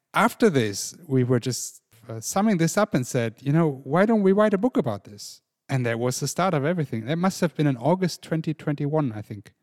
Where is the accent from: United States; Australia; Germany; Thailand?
Germany; I grew up in an international family in Germany with a mum from Ireland